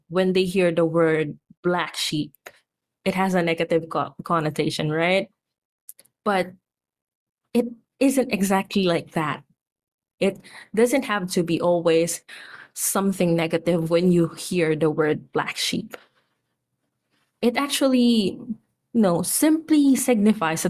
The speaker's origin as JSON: {"language": "English", "country": "Philippines", "said": "here in my home country, Philippines"}